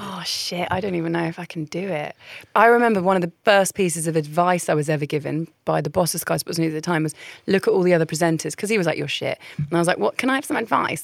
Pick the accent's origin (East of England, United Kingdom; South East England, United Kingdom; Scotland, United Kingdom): South East England, United Kingdom; Caterham; also born or lived in Essex / Central London / Putney; I was born in Essex. I moved to central London. I grew up in Surrey, but not Surrey, like Croydon